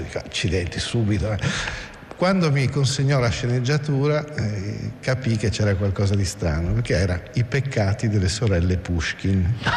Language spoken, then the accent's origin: Italian; Province of Pordenone, Friuli-Venezia Giulia, Italy; moved away; also born or lived in Rome / Latin America / Russia; io sono friulano, insomma, sono, vengo da un piccolo paese qua proprio in provincia di Pordenone